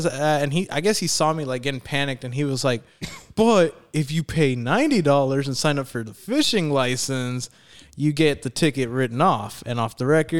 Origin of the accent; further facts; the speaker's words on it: Allen, Texas, United States; I was from Allen, Angelito were from Allen